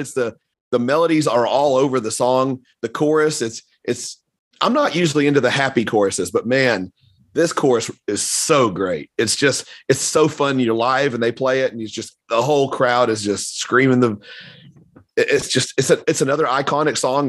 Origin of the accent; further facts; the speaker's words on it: the South, United States; I grew up in the South